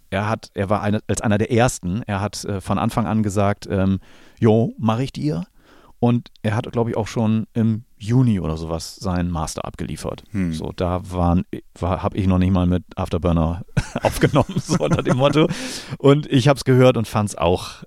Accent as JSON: {"language": "German", "country": "Germany", "tie": "born or raised there", "said": "ich bin hier in der Gegend groß geworden"}